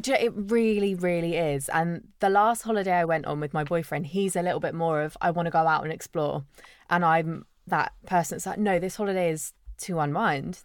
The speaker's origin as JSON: {"language": "English", "area": "Isle of Wight", "region": "South East England", "country": "United Kingdom", "tie": "born or raised there", "said": "I grew up on the Isle of Wight, so surrounded by nice beaches and, yeah, tourists"}